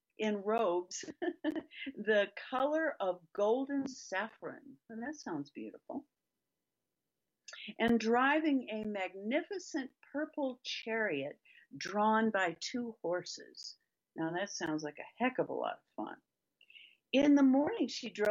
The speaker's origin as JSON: {"language": "English", "town": "Toledo", "region": "Ohio", "country": "United States", "tie": "born or raised there", "said": "I was raised very Catholic in Toledo, Ohio, in Catholic school"}